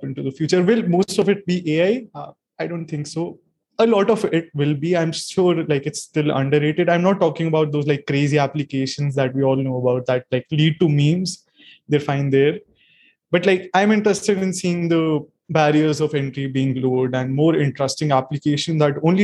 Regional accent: India; I'm from India.

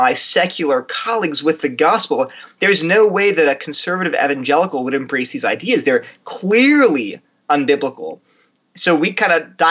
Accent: Delaware, United States; moved away as an adult; also born or lived in New Jersey / California; now in Durham, United States; I grew up in Delaware, wonderful parents, great family life

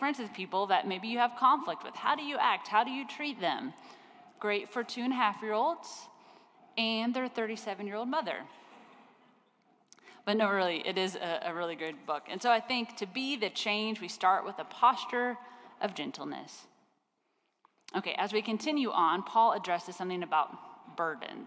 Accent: Kansas, United States; I grew up in Kansas, and I grew up in a town.

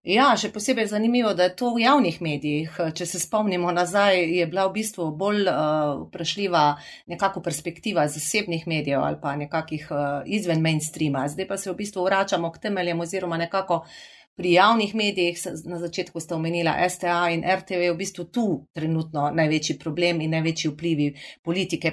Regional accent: Carinthia, Koroška, Slovenia; accent: Carinthian melody; To, da sem Korošica

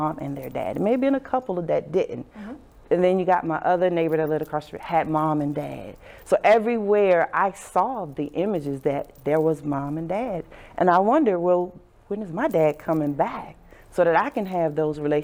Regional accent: Southern Virginia, United States; I grew up in Southern Virginia

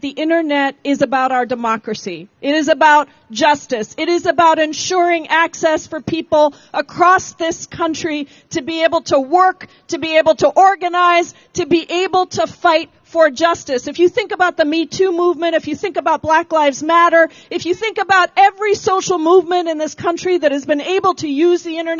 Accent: South Carolina, United States; I'm about to bring someone to the stage who's also from my home state, South Carolina.

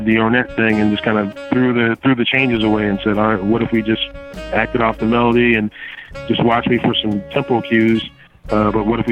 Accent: Evanston, Illinois, United States; here in my hometown of Evanston

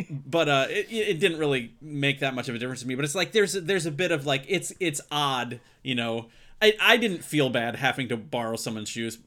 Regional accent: Midwest, United States; I grew up in the Midwest

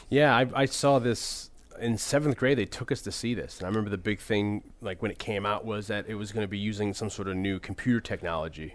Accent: New Haven, Connecticut, United States; I grew up in the New Haven area

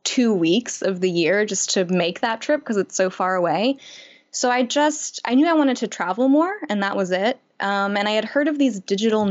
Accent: Chicago, Illinois, United States; moved away as an adult; I grew up in Chicago

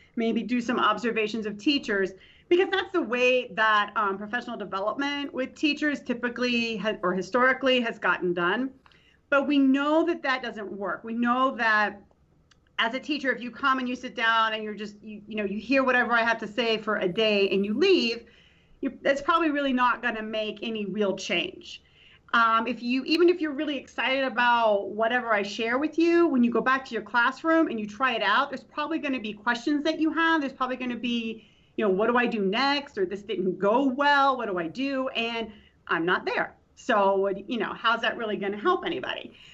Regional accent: Tampa, Florida, United States; moved away as an adult; also born or lived in Nashville, Tennessee / Houston, Texas / Laramie, Wyoming; I'm from Tampa, Florida originally. So I went to Hillsborough Community College

